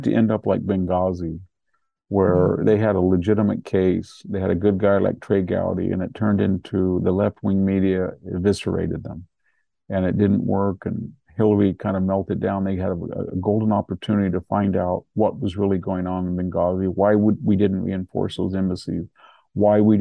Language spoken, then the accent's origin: English; Fresno, California, United States; I'm from the Fresno area